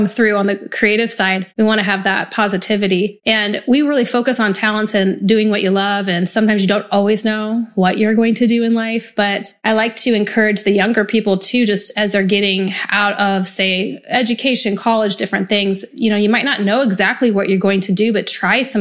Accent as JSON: {"language": "English", "region": "Nebraska", "country": "United States", "tie": "born or raised there", "said": "I grew up in Nebraska, so UP, Union Pacific, held great jobs"}